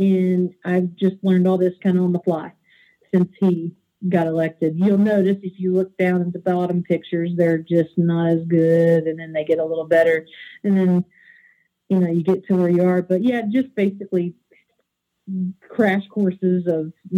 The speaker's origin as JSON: {"language": "English", "region": "Eastern Kentucky", "country": "United States", "tie": "born or raised there", "also_born_or_lived": "Outer Banks, North Carolina", "moved": "yes", "lives_now": "Northern Kentucky, United States", "said": "I grew up in Eastern Kentucky, and I grew up with my grandparents"}